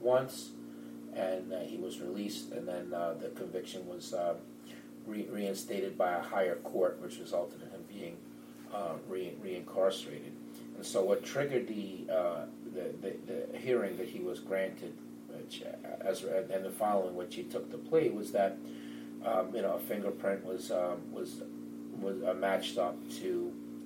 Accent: Peekskill, New York, United States; I grew up in Westchester County, New York, in Peekskill, New York.

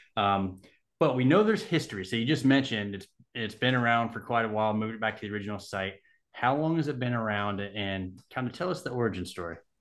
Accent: Southern California, United States; moved away; I grew up in Southern California.

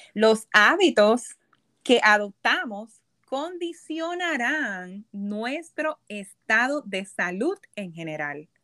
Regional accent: Puerto Rico; moved away as an adult; also born or lived in Boston, Massachusetts; now in New York, United States; yo nací y me crié en Puerto Rico

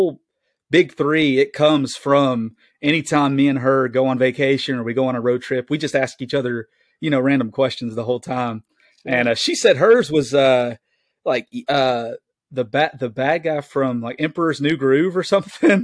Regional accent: the South, United States; being a Southerner

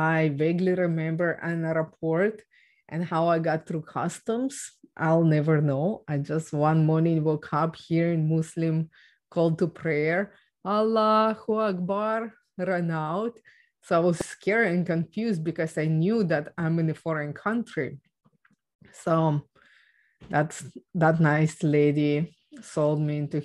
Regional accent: Ukraine; English is a second language; moved away; I was born and raised in Ukraine

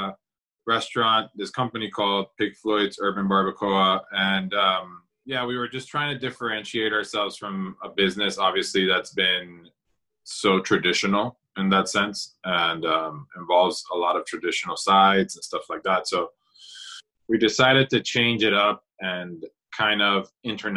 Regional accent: San Juan, Puerto Rico; moved away as an adult; now in Orlando, United States; I grew up in San Juan, Puerto Rico, and I moved to Orlando in 2001 to study at Rollins College

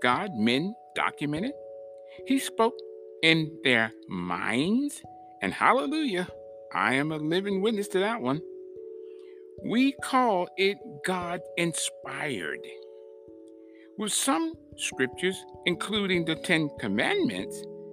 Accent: United States; we, as American people

